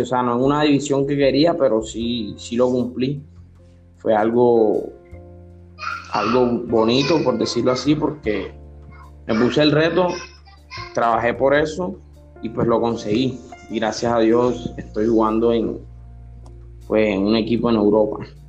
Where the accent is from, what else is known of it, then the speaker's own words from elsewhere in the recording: Barranquilla, Atlántico, Colombia; now in Soledad, Colombia; nací en Barranquilla, pero vivo en soledad